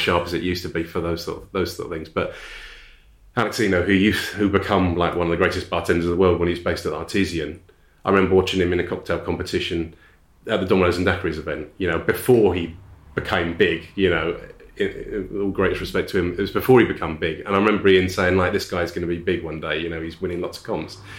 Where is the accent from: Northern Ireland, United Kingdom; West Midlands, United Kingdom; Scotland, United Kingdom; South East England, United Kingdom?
South East England, United Kingdom; High Wycombe; born or raised there; also born or lived in Ashford, Kent / Hollingbourne, Kent